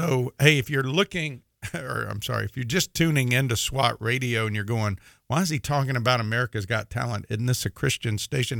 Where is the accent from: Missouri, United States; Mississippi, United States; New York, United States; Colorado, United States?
Mississippi, United States; I say Thursday because I'm from Mississippi, and I kind of say it funny